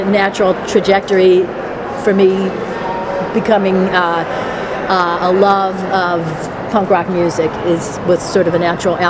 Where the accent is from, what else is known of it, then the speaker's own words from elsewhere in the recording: Norristown, Pennsylvania, United States; also born or lived in Philadelphia, Pennsylvania; I grew up in Norristown, and when I was 19, I moved to Center City, Philadelphia, 12th and Chestnut